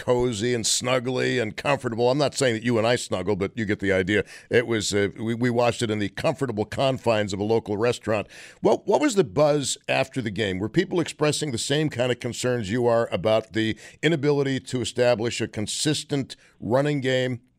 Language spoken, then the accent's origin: English; Buffalo, New York, United States; born and raised in Buffalo